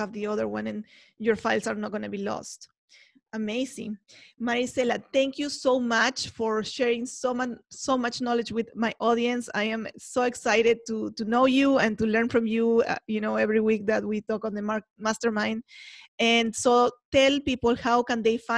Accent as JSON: {"language": "English", "country": "Peru", "moved": "yes", "lives_now": "United States", "said": "as an immigrant myself, I am from Peru, if you don't know and you haven't heard my accent."}